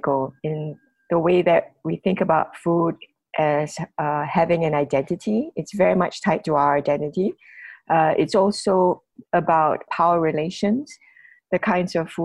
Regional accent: Penang, Malaysia; as a Malaysian, first of all, and maybe even more importantly, as a Penangite, as a Nyonya from Penang

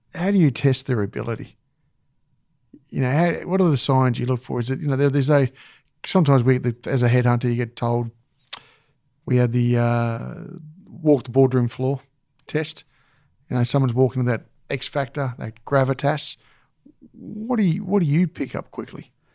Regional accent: Australia; as an Australian

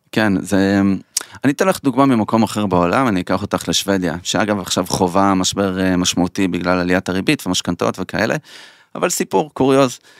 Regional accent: Petah Tikva, Central District, Israel; גדלנו בשכונה לא טובה, בדאונטאון פתח תקווה

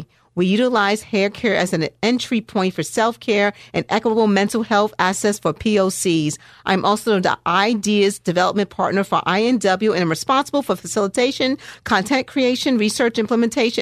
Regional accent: New York, United States; Born and raised in New York.

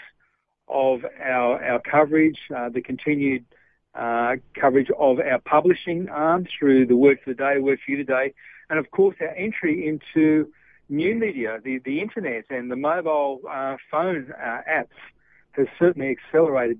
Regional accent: Tamworth, New South Wales, Australia; my hometown of Tamworth

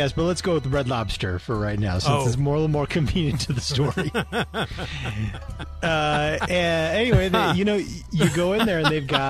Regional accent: Utah, United States; I was raised in Utah.

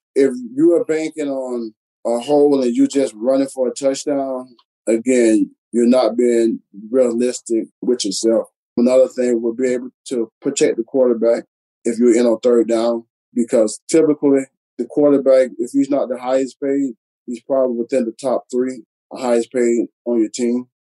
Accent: Alachua, Florida, United States; moved away as an adult; also born or lived in Statesboro, Georgia / Chicago; growing up in Alachua, Florida, it's a very small town

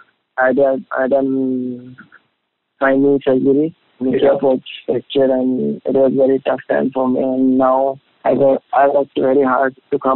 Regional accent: Goa, India; I'm from Goa

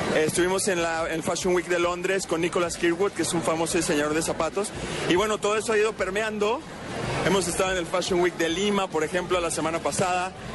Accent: Mexico; yo soy de México

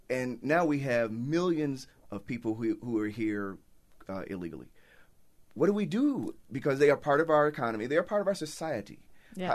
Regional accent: Chicago, Illinois, United States; now in Utah, United States; I'm from Chicago

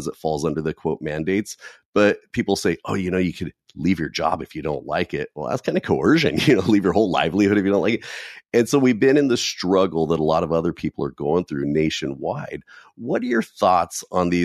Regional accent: California, United States; I live out here in California, and I always jokingly say, don't hold that against me, okay? I'm from California

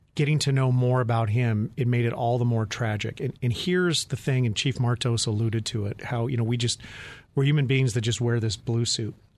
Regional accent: Phoenix, Arizona, United States; in my hometown as a Phoenix police officer

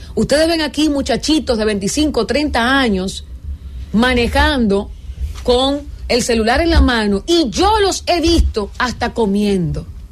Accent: La Vega, Dominican Republic; viviendo toda mi vida en La Vega

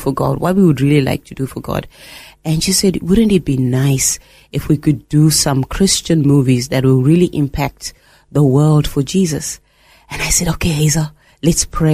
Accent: Zimbabwe; moved away as an adult; now in Australia; originally from Zimbabwe, and growing up in Zimbabwe was fantastic

